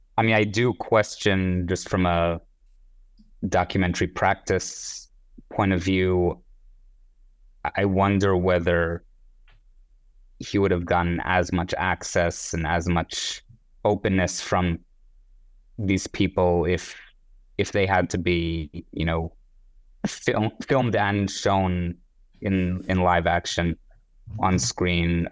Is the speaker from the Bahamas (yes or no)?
no; Israel; moved away; I grew up in Israel, but in a very secular household